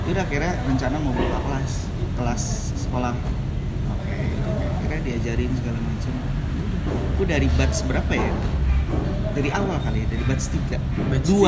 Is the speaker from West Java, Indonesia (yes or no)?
yes; Bandung, West Java, Indonesia; now in Jakarta, Indonesia; sebenarnya gue baru ke Jakarta uh, tahun kemarin sih gue gede di Bandung